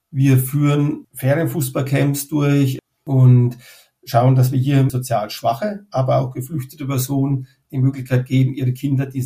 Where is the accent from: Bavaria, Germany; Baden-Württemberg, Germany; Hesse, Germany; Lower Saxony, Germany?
Bavaria, Germany; ich stamme aus dem Unterfränkischen, ähm, aus einer Gemeinde aus dem Landkreis Schweinfurt.